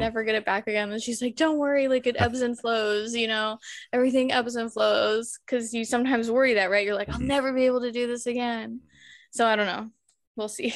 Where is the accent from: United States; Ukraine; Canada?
United States; Colorado Springs, Colorado; moved away as an adult; also born or lived in England; now in Glasgow, United Kingdom; we ended up moving back home to my hometown, Colorado Springs